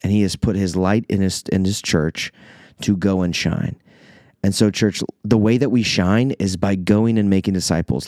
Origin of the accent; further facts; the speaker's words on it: Iowa, United States; moved away as an adult; also born or lived in Minnesota; now in Illinois, United States; I am an Iowa boy. I, I, technically I was born in Minnesota, and so I feel like I've never totally been able to claim that I'm an Iowa native, but I've been there for basically my entire life